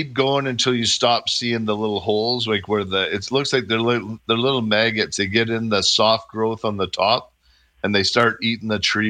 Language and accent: English; Airdrie, Alberta, Canada; Yeah, and I'm from Airdrie.